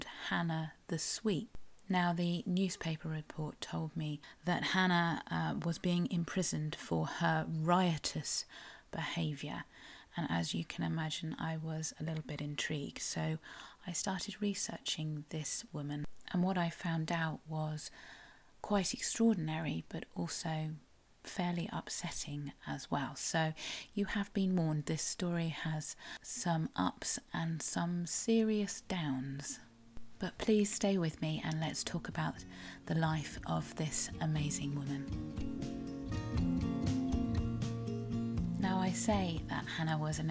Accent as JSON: {"language": "English", "region": "South West England", "country": "United Kingdom", "said": "I am a Cornish writer"}